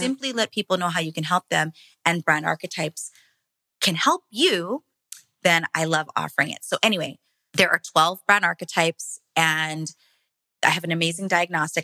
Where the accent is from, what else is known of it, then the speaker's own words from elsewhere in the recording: Hawaii, United States; moved away; my husband and I come from Hawaii, small plantation town. Our grandparents were both immigrants from the Philippines. So we grew up in farmland